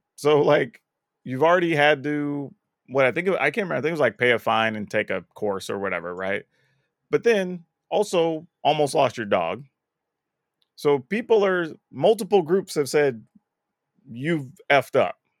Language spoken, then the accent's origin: English; United States; as an American